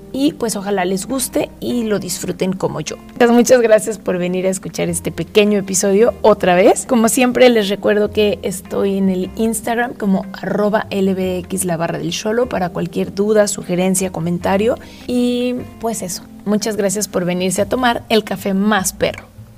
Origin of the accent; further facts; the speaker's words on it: Guadalajara, Jalisco, Mexico; los que somos de acá de Guadalajara